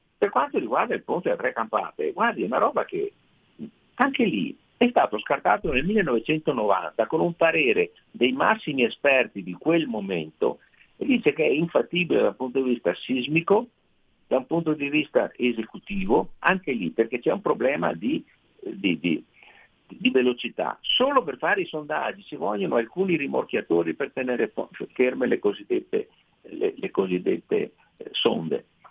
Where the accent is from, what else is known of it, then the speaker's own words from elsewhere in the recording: Veneto, Italy; accent: Venetian; nel mio Veneto, eh, come si sente dal mio accento che non tradisco e anzi amo